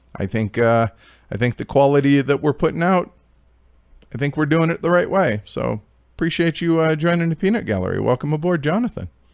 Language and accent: English; United States; being American